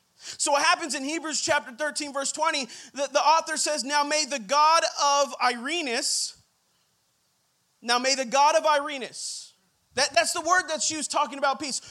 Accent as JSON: {"language": "English", "town": "Rancho Cucamonga", "region": "California", "country": "United States", "said": "I'm from the Inland Empire, from Rancho Cucamonga"}